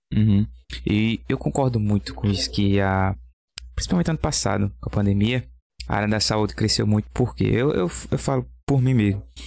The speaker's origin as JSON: {"language": "Portuguese", "town": "Belo Jardim", "region": "Pernambuco", "country": "Brazil", "said": "eu sou aqui de Belo Jardim"}